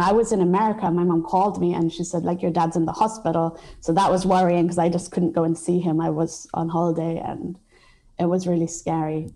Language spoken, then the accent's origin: English; Cambridge, East of England, United Kingdom; moved away; I was born in England and I grew up in England most of my life. Um, to be honest, I lived in Cambridge